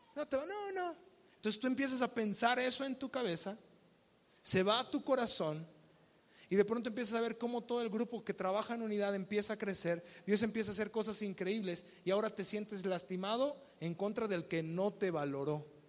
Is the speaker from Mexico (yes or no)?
yes; Mexico; vivimos como mexicanos